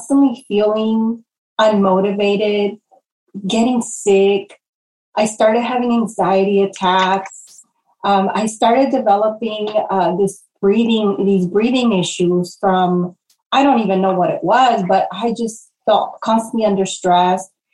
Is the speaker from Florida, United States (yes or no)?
no; Los Angeles, California, United States; moved away as an adult; also born or lived in Portland, Oregon; growing up in Pacoima